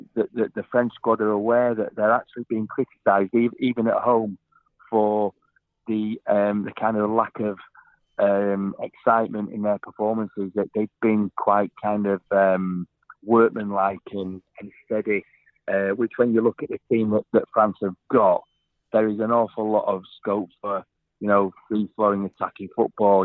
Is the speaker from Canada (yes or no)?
no; England, United Kingdom; because I'm an Englishman